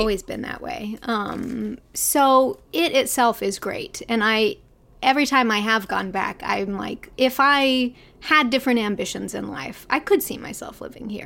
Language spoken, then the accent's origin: English; Arkansas, United States; moved away as an adult; also born or lived in Los Angeles; I grew up in Arkansas